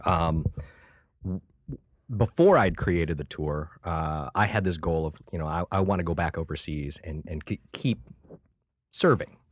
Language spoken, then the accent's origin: English; Buffalo, New York, United States; also born or lived in Vietnam / Thailand; I'm an Asian dude from Buffalo, New York